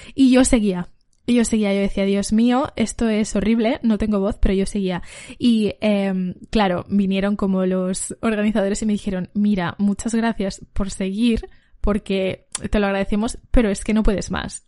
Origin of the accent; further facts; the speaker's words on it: Valencia, Valencian Community, Spain; soy una cantante de Valencia